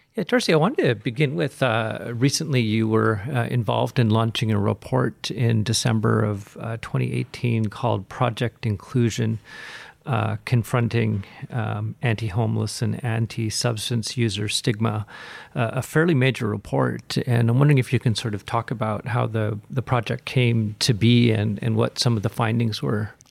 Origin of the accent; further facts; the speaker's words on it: Williams Lake, British Columbia, Canada; I grew up in Williams Lake